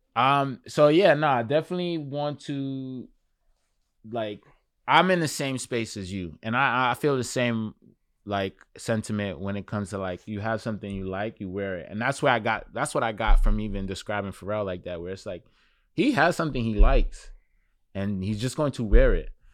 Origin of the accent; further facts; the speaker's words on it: New York City, New York, United States; also born or lived in Crown Heights, Brooklyn; I was born in Crown Heights, Brooklyn, and grew up in Flatbush, and now I'm in Clinton Hill.